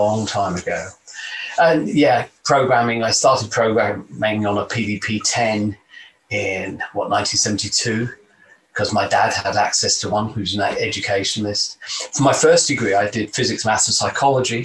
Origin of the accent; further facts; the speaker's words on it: London, United Kingdom; moved away; I was born and raised in London, in the East End, in pretty much poverty, actually.